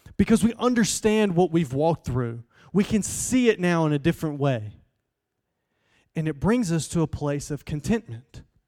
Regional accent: Southeast Alabama, United States; I'm from Southeast Alabama.

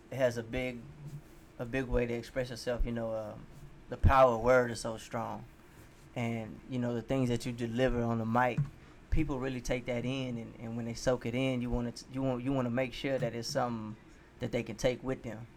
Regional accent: Houston, Texas, United States; also born or lived in California / Galveston; I was born in California. I stayed there for, till I was like two or three. Then I moved to moved back to Galveston. And then I moved to Houston when I was five

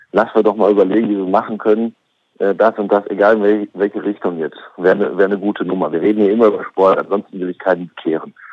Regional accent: Oldenburg, Lower Saxony, Germany; Und da würde ich als Oldenburger erstmal sagen, Och, da habe ich aber vor zweieinhalb Monaten überhaupt nicht dran geglaubt.

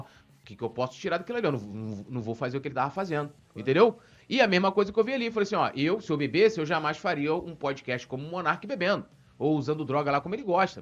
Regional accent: São Gonçalo, Rio de Janeiro, Brazil; moved away; eu sou de São Gonçalo, não moro mais lá hoje.

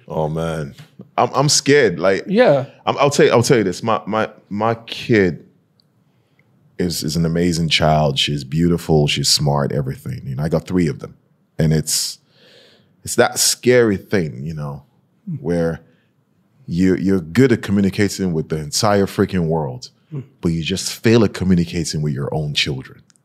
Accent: Nigeria; moved away; I'm from Nigeria

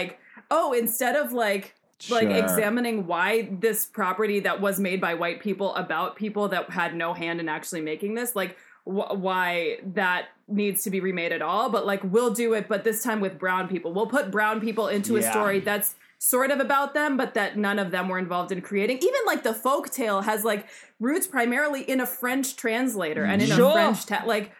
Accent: India; I'm not Middle Eastern, I am Indian

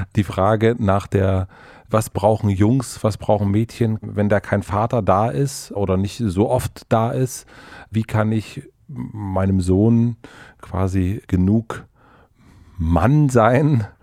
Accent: Brandenburg, Germany; now in Berlin, Germany; Brandenburg ist mein Heimatbundesland

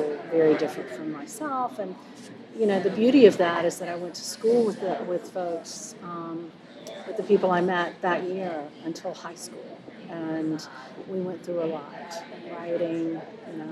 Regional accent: Charlotte, North Carolina, United States; I was born in Charlotte. So for me, I immediately go to busing and segregation. I was born in 1962. So we grew up in the Charlotte-Mecklenburg school system

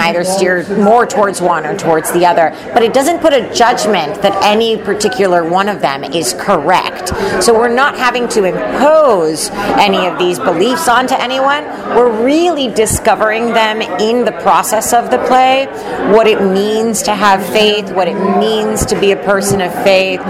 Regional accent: Puerto Rico; moved away as an adult; now in Los Angeles, United States; I'm originally from Puerto Rico. I moved to California to go to USC to get my MFA in acting

